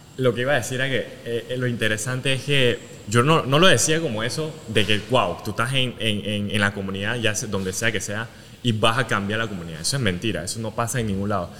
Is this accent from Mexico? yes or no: no; Panama; moved away; also born or lived in Asia; como panameño